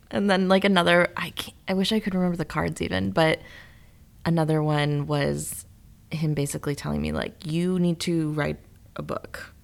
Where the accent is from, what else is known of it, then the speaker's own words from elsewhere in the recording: Rockton, Illinois, United States; my hometown. I'm from Rockton, Illinois